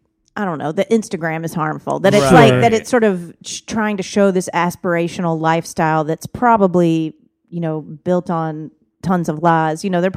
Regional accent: Conyers, Georgia, United States; accent: Southern; moved away as an adult; also born or lived in Alabama; now in Los Angeles, United States; I was born in Alabama. All my family's from Alabama, but I grew up in Georgia. So it's a little of both.

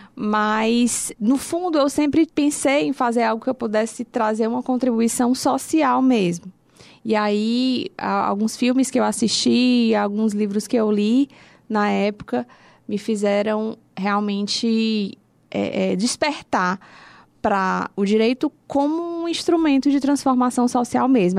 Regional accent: Fortaleza, Ceará, Brazil; sou de Fortaleza mesmo. É, a minha família também, toda aqui

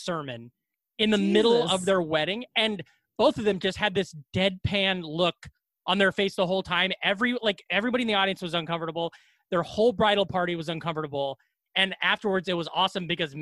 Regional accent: Glenwood, Iowa, United States; also born or lived in Ames, Iowa / Des Moines, Iowa; I am from Iowa. I'm from Glenwood, Iowa

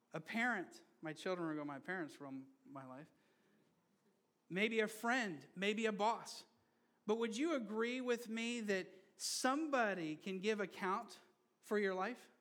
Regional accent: Brazil; moved away; I grew up in Brazil. And I grew up under a military government for a while

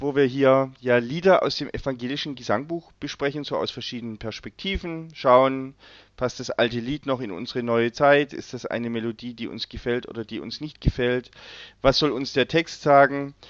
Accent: Löwenstein Hills, Baden-Württemberg, Germany; ich bin ja in den Löwensteiner Bergen aufgewachsen

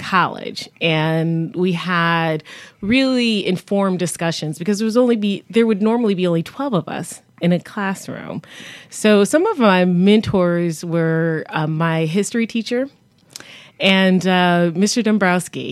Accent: Buffalo, New York, United States; now in Connecticut, United States; I grew up in Buffalo, New York. I claim that as home

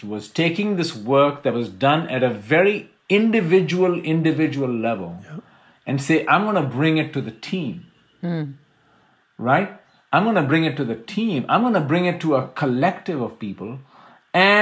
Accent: India; I'm Indian.

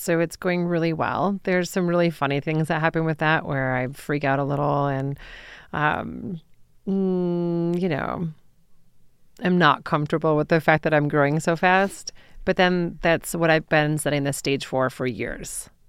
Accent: Troy, Michigan, United States; moved away as an adult; also born or lived in Ann Arbor, Michigan / New York City; now in Denver, United States; I grew up in Troy, Michigan.

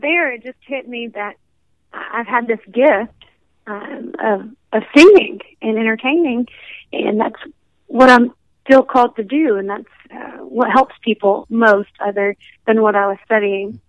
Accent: Alabama, United States; I am from Alabama, and so that's considered a southern state. So you know, I'm going to be raised around country music

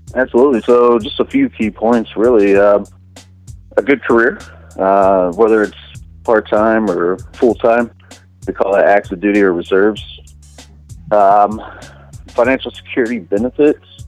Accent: Tampa, Florida, United States; moved away; I'm originally from Tampa, Florida

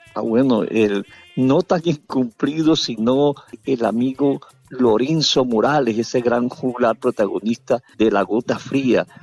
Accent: Chimichagua, Cesar, Colombia; moved away as an adult; now in Valledupar, Colombia; a mi tierra Chirichagua que me, que me vio nacer

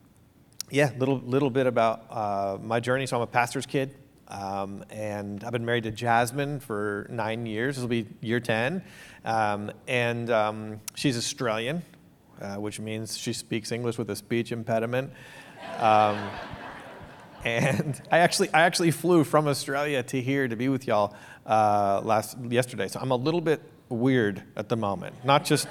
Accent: Ontario, Canada; moved away; also born or lived in New York; so I'm Canadian, and this was in Ontario, Canada, where I'm from

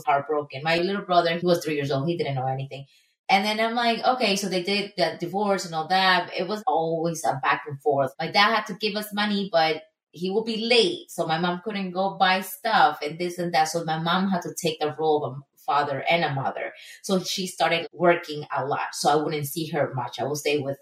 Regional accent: Ecuador; moved away as an adult; now in United States; I was born and raised in Ecuador

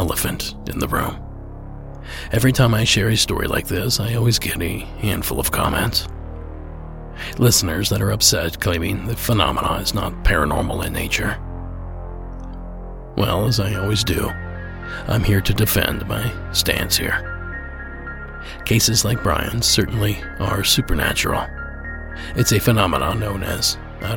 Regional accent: Ohio, United States; moved away; just outside my hometown

